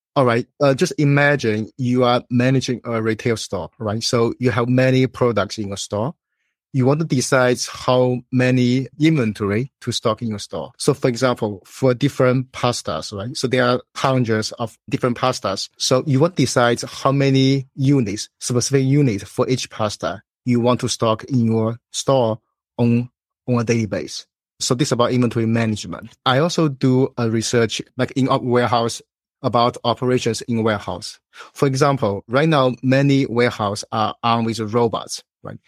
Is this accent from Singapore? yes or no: no; China; moved away as an adult; also born or lived in Illinois, United States; now in Chicago, United States; So, I was born in China. I went to college there